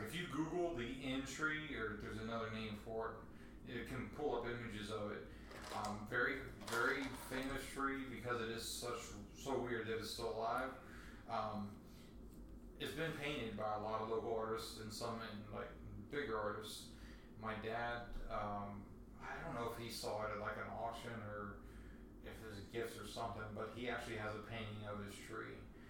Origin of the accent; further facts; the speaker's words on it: Florida, United States; I lived at Penny Camp. I grew up in Penny Camp, and Flamingo was like my summer childhood was at.